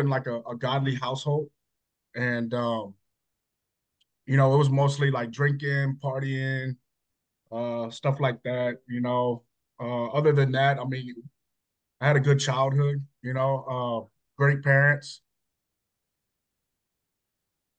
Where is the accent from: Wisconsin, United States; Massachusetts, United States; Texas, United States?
Texas, United States; Hutto; also born or lived in Georgetown, Texas; I'm from Hutto. Small town Hutto, not so small town. Grew up there, born and raised